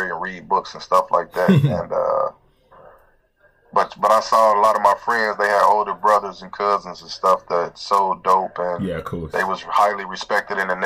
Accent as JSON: {"language": "English", "town": "Cincinnati", "region": "Ohio", "country": "United States", "tie": "born or raised there", "also_born_or_lived": "Atlanta, Georgia", "said": "I was born in Georgia, in the Atlanta area. And, I've been in Cincinnati my whole life"}